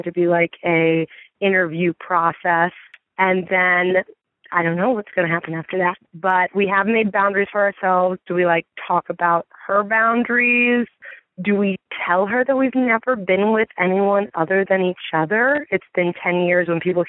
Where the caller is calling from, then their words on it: Midwest, United States; I'm calling from the Midwest.